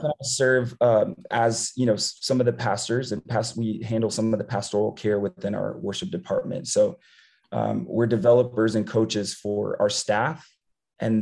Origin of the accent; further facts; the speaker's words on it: San Antonio, Texas, United States; moved away as an adult; I grew up born and raised in San Antonio, Texas